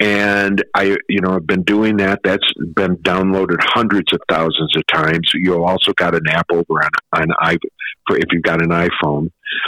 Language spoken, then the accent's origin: English; Pontiac, Michigan, United States; I grew up in just outside Detroit, Pontiac, Michigan.